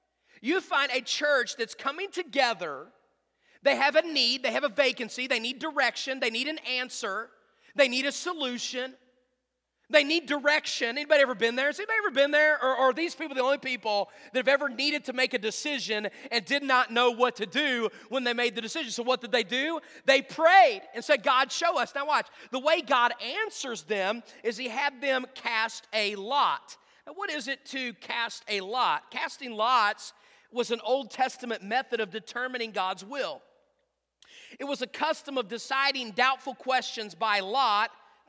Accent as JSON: {"language": "English", "region": "West Virginia", "country": "United States", "said": "I am from West Virginia."}